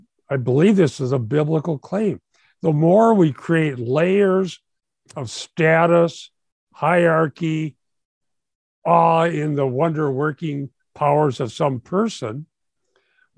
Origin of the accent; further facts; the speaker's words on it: Minnesota, United States; I'm from Minnesota